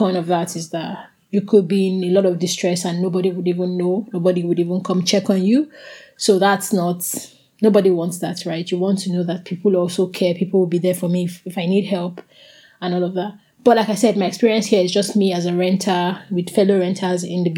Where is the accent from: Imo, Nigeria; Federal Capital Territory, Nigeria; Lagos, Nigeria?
Federal Capital Territory, Nigeria; Abuja; moved away; growing up where I grew up in Abuja